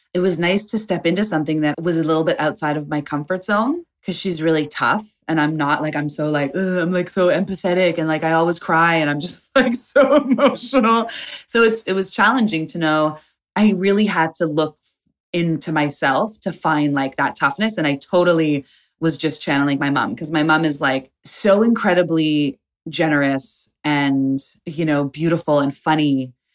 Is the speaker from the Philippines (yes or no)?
no; Canada; moved away; also born or lived in Tulsa, Oklahoma; growing up in Canada within the Indigenous community